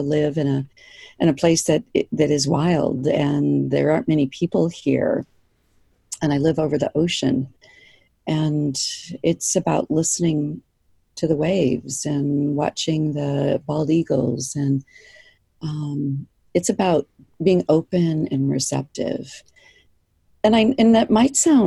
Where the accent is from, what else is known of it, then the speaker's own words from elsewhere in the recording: East Coast, United States; moved away as an adult; now in Kodiak, United States; I grew up on the East Coast